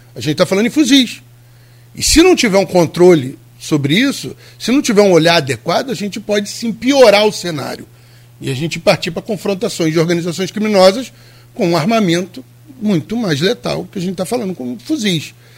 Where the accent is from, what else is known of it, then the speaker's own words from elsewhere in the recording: Rio de Janeiro, Brazil; Eu vivi minha vida inteira no Rio de Janeiro